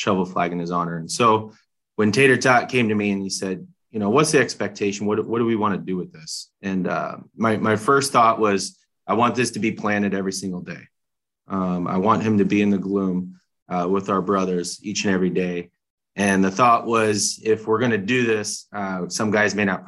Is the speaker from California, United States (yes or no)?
no; Omaha, Nebraska, United States; We grew up together in South Omaha